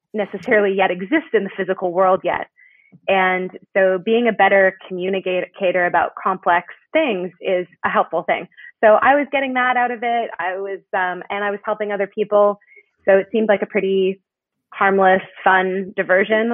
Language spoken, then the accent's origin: English; Canada; moved away as an adult; now in United States; I'm Canadian, and I came to the U.S. for college